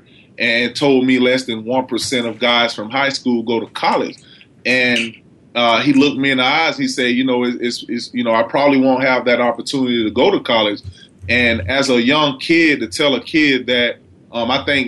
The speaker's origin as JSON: {"language": "English", "town": "Palatka", "region": "Florida", "country": "United States", "tie": "born or raised there", "said": "I grew up in Florida, a little small town called Palatka, Florida"}